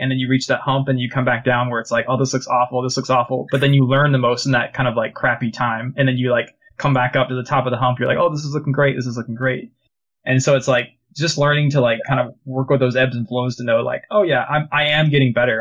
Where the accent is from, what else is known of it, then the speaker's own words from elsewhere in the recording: United States; moved away as an adult; now in Canada; I'm originally from the States.